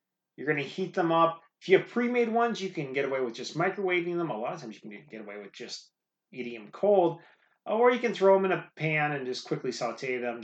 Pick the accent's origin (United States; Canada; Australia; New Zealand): United States; Midwest; I grew up in the Midwest, not far from Chicago.